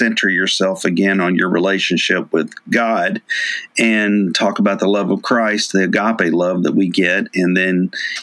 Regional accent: Memphis, Tennessee, United States; also born or lived in Nashville, Tennessee / New Orleans; From Memphis, Tennessee. I moved to Memphis from Nashville when I was 6 and grew up there.

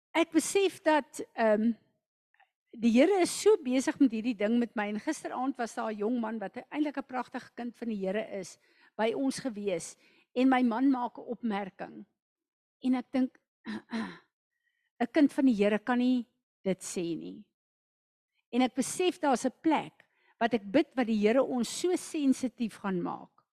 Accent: South Africa; as 'n Suid-Afrikaner

